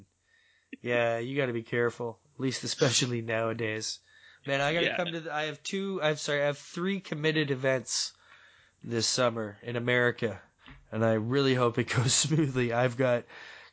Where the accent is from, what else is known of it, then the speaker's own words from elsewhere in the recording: Toronto, Ontario, Canada; my hometown fan expo